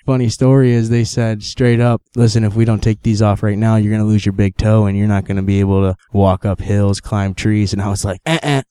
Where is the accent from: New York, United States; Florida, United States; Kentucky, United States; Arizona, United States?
New York, United States; Sherburne; I am from New York, Sherburne, New York, to be exact.